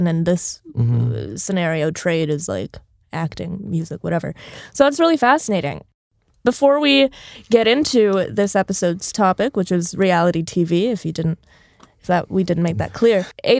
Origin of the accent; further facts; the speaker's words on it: Tampa, Florida, United States; I didn't watch Selling Sunset, but I did watch Selling Tampa because I'm from Tampa, but not that part of Tampa.